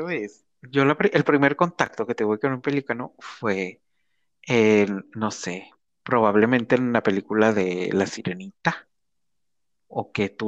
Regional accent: Sinaloa, Mexico; Porque aquí ya somos este, sinaloenses.

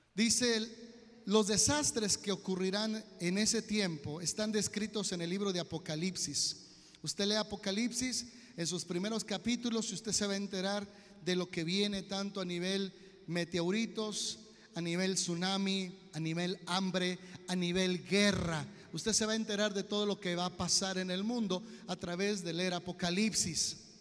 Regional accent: Mexico; como buenos mexicanos, nos valió

